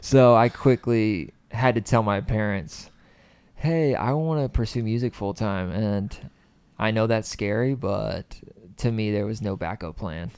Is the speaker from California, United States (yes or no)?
no; Clayton, North Carolina, United States; moved away as an adult; born and raised in a little town called Clayton, east of Raleigh